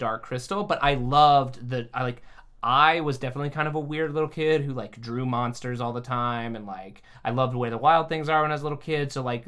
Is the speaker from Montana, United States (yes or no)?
no; Kentucky, United States; growing up in Kentucky